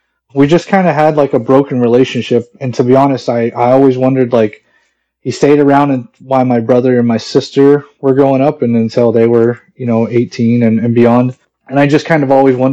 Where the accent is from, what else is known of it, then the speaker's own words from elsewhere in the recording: Mesa, Arizona, United States; I'm 41 years old, and I'm from Mesa, Arizona.